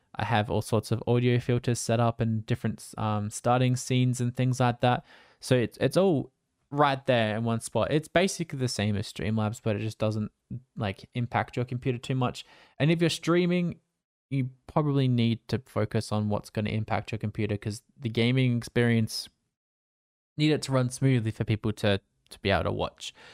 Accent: Australia; I'm Australian, so I stream at nighttime for me after I finish work

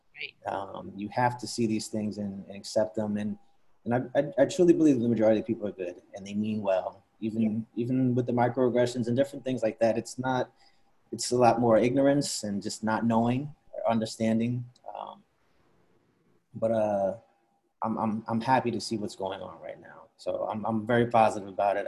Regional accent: Princeton, New Jersey, United States; now in New York City, United States; grew up outside of Princeton, New Jersey

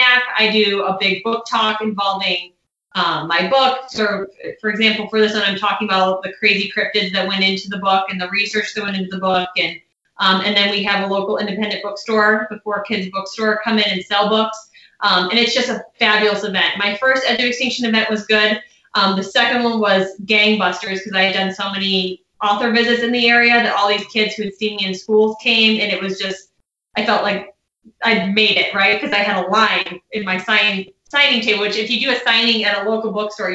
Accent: Chicago, Illinois, United States; moved away; I'm originally from the Chicago area-ish

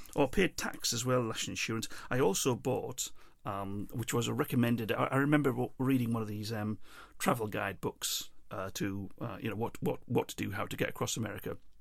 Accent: England, United Kingdom; also born or lived in Ireland; I'm English

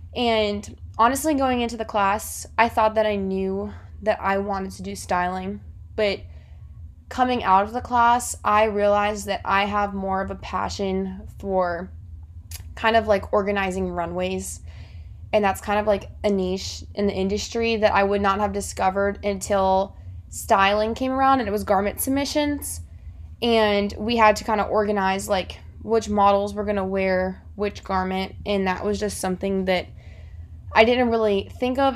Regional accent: South Florida, United States; moved away as an adult; now in Auburn, United States; I'm originally from South Florida

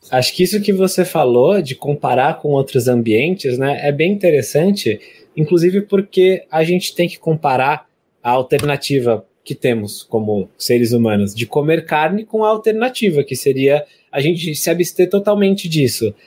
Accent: São Paulo, Brazil; a gente é de São Paulo

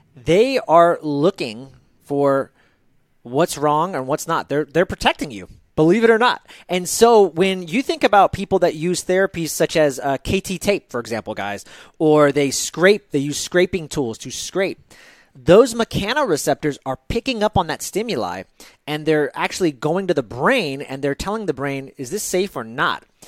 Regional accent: United States; As an American who had Starbucks whenever I wanted

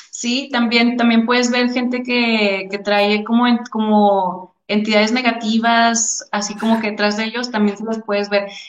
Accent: Torreón, Coahuila, Mexico; moved away as an adult; also born or lived in Houston; yo soy de Torreón, ¿no? Entonces, cuando me fui a estudiar a la universidad, me fui a Houston.

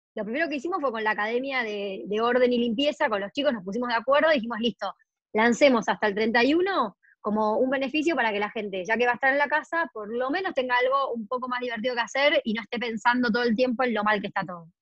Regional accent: Argentina; Argentina es enorme

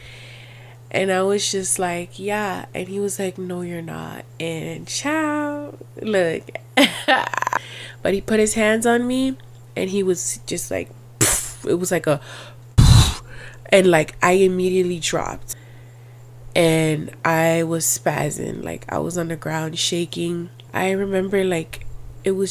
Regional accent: Miami, Florida, United States; I was born and raised in Miami

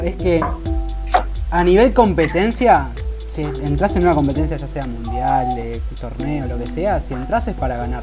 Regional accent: Argentina; siendo argentino

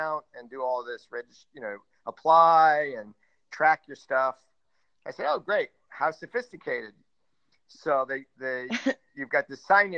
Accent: United States; now in Spain; I'm an American living here

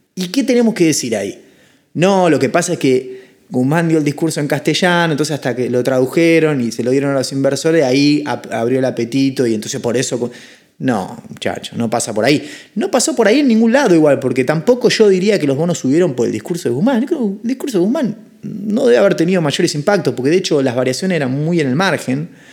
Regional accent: Argentina

